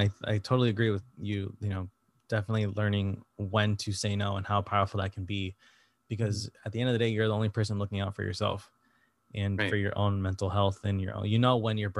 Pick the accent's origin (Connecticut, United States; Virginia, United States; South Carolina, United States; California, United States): Connecticut, United States; moved away as an adult; now in New York, United States; I've only been in New York for a couple years now, but I'm from Connecticut originally, so I'm like an hour away from here usually.